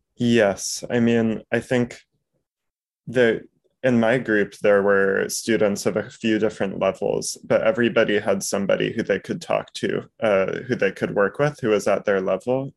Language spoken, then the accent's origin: English; New York, United States; the baseline Jewish education of being a New Yorker